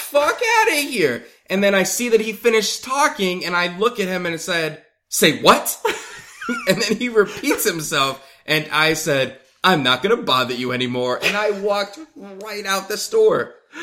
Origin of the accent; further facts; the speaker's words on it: United States; I'm an American